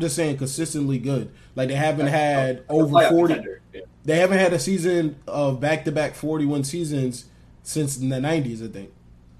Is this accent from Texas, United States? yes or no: no; New York, United States; growing up as a New Yorker